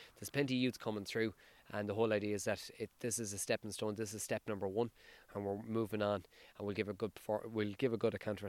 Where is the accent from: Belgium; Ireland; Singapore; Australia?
Ireland; Sligo, Connacht; I'm from Sligo myself